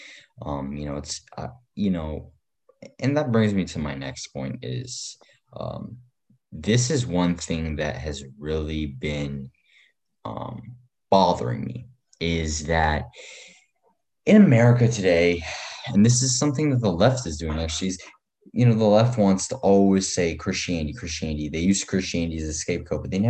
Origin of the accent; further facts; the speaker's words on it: Afghanistan; moved away; my home country of Afghanistan.